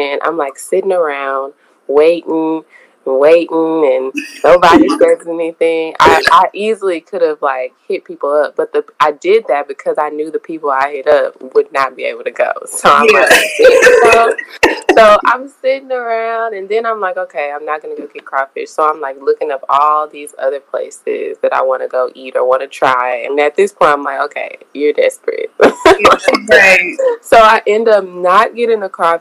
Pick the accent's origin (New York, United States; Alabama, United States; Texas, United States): Texas, United States; Houston; I am from here, so I'm always surrounded by people that are from here.